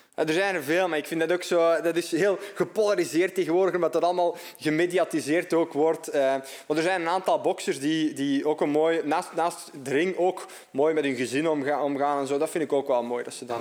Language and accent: Dutch; Opwijk, Flanders, Belgium; also born or lived in Dendermonde; afkomstig uit Opwijk. Eh, geboren in Dermonde, maar getogen in Opwijk eigenlijk.